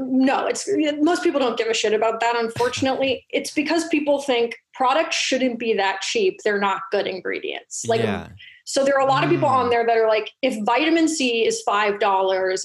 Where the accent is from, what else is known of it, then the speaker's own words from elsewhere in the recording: California, United States; I was raised in California